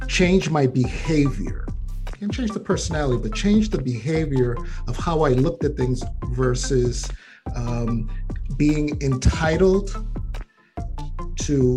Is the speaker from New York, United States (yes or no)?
yes; New York City, New York, United States; as a Puerto Ricano, I came with, you know, growing up in the Bronx